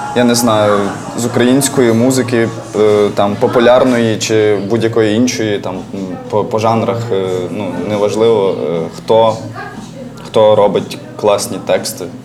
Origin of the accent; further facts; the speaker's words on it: Galicia, Ukraine; accent: Galician dialect; якщо я з Галичини, в мене є ряд. Е, як то кажуть, е, слів з Галицької гвари